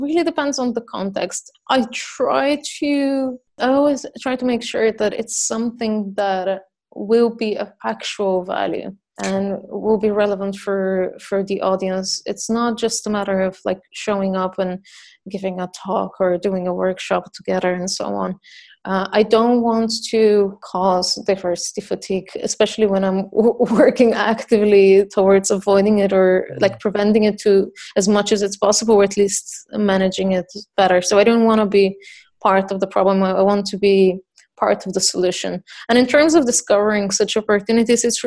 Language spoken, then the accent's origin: English; Bulgaria; I'm from Bulgaria